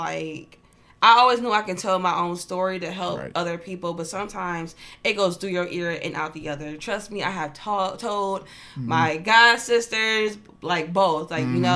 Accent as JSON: {"language": "English", "town": "Toledo", "region": "Ohio", "country": "United States", "tie": "born or raised there", "said": "I am from Toledo, Ohio. Mm-hmm. I grew up here, raised"}